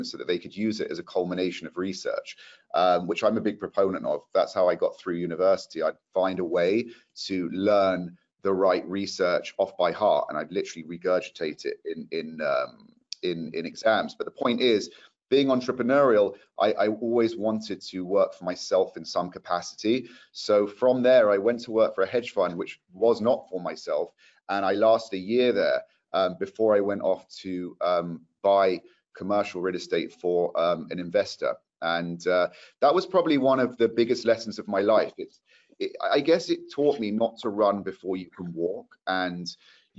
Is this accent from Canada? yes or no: no; London, United Kingdom; moved away as an adult; also born or lived in Manchester; now in Los Angeles, United States; I'm from London too